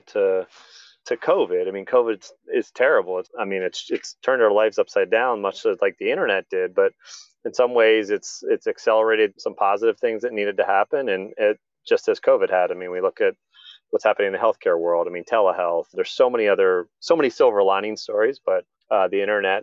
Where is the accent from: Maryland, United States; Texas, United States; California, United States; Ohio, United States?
Maryland, United States; Columbia; he and I grew up together in Columbia, Maryland, a planned community by Jim Rouse